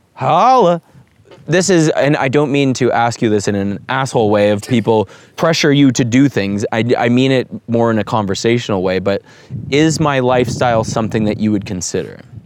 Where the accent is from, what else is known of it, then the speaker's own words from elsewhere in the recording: Toronto, Ontario, Canada; We're from Toronto, Ontario, Canada, and we find ourselves in the heart of Texas